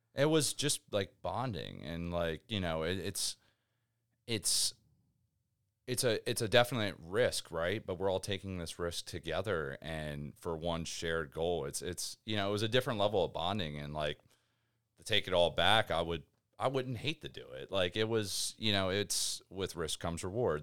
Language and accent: English; Rising Sun, Maryland, United States; moved away as an adult; also born or lived in Baltimore, Maryland; now in Florida, United States; from, uh, a little town called Rising Sun, Maryland